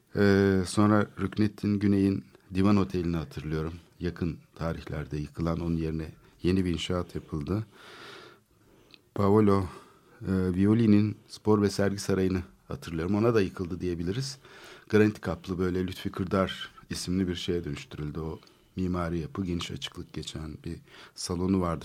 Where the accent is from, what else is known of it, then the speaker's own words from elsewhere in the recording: Istanbul, Turkey; Ben çocukluğum orada geçti